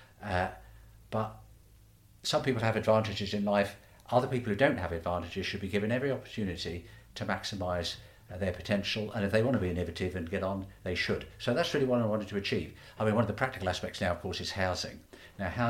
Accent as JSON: {"language": "English", "town": "Stratford-upon-Avon", "region": "West Midlands", "country": "United Kingdom", "tie": "born or raised there", "said": "I was born in Shottery, so I used to walk up and down Mansell Street and Mill Street nearly every day, go to the market, go into town"}